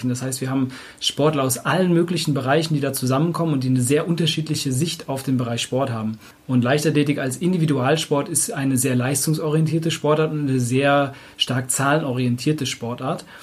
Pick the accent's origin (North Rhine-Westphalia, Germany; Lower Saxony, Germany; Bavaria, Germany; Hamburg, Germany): Hamburg, Germany; now in Cologne, Germany; Ich komme ursprünglich aus Hamburg, aber ich wohne jetzt in Köln hier in der Nähe von Markus.